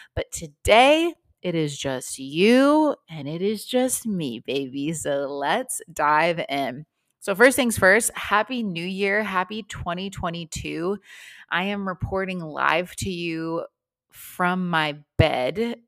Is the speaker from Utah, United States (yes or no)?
no; Las Vegas, Nevada, United States; now in Melbourne, Australia; I am from Las Vegas